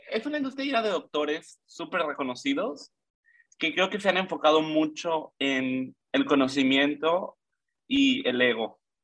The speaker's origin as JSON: {"language": "Spanish", "town": "Mérida", "region": "Yucatán", "country": "Mexico", "tie": "born or raised there", "also_born_or_lived": "Mexico City", "said": "soy de la Ciudad de México, pero me mudé a los seis años a la maravillosa ciudad de Yucatán"}